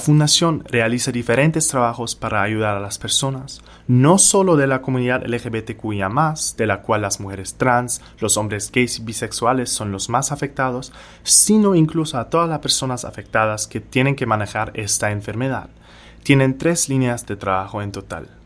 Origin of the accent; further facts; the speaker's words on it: Germany; moved away as an adult; now in Barranquilla, Colombia; soy de Alemania